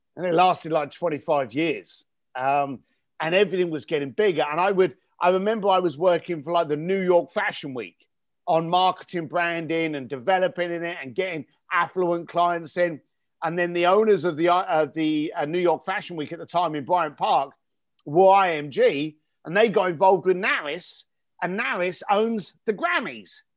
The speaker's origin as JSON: {"language": "English", "region": "London", "country": "United Kingdom", "tie": "born or raised there", "said": "as a young ga-, lad growing up in East London, um, in, in the eighties and nineties"}